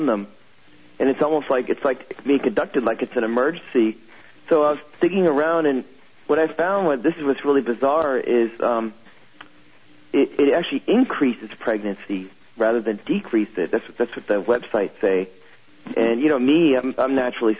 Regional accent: California, United States; I'm from California

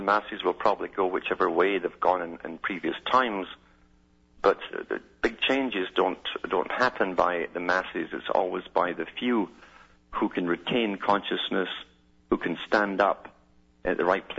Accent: Scotland, United Kingdom

